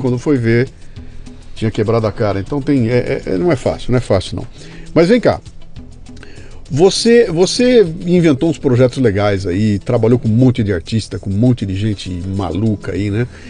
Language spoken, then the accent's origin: Portuguese; Bauru, São Paulo, Brazil; moved away; eu tinha uma coluna semanal no Jornal da Cidade de Bauru, na minha terra